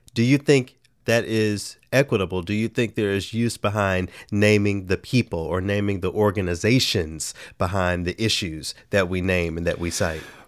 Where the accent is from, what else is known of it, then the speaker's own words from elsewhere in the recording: the South, United States; being a Southerner